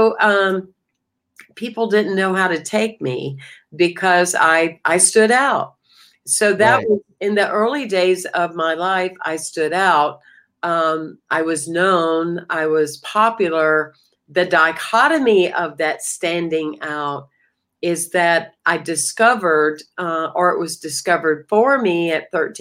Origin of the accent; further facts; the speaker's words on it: Anderson, South Carolina, United States; moved away as an adult; also born or lived in Greenville, South Carolina; now in Florida, United States; I was born in Anderson, South Carolina, a little small town with around 28,000 people. And I, outside of Atlanta and Greenville, Spartanburg, and I lived there until my late 20s